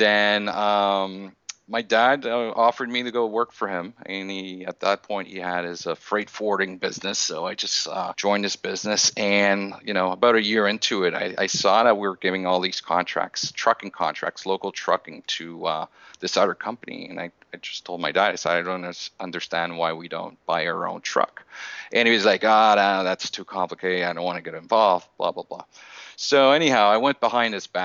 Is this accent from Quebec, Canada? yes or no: yes; Montreal, Quebec, Canada; born and raised in Montreal, Canada.